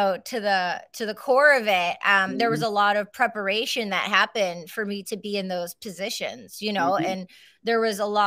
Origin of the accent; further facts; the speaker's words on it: Michigan, United States; I was raised in Michigan